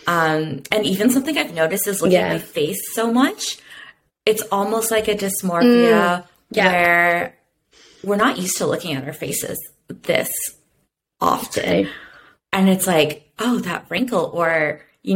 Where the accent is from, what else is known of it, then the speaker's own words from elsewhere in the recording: Canada; now that I'm back in my hometown